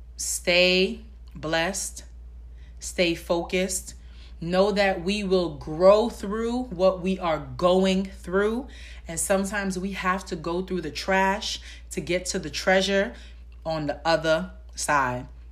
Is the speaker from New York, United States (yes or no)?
yes; New York City, New York, United States; I'm from the Bronx